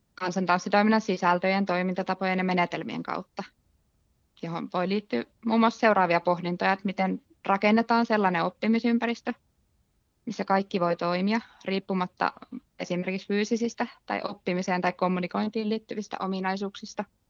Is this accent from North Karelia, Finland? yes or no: no; Lahti, Päijät-Häme, Finland; mä tuun Lahesta